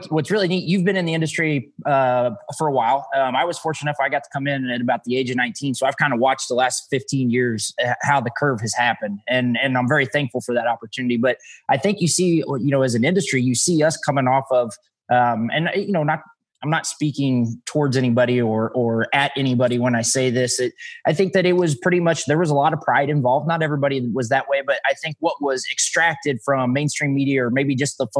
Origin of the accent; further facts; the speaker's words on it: Missouri, United States; I'm from Missouri. We make all kinds of words